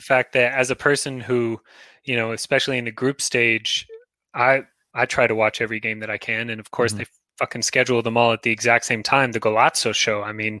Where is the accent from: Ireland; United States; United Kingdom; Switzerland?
United States; as an American